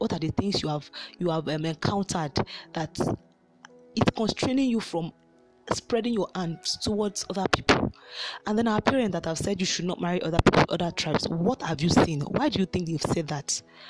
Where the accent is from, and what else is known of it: Nigeria